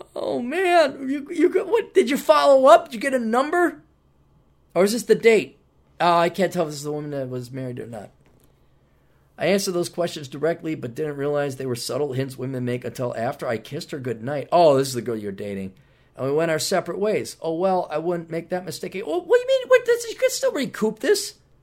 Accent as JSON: {"language": "English", "region": "Wisconsin", "country": "United States", "said": "we're both from Wisconsin"}